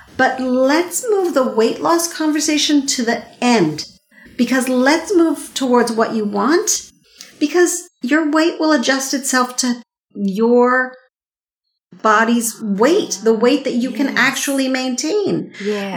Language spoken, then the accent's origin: English; Montreal, Quebec, Canada; I grew up in Montreal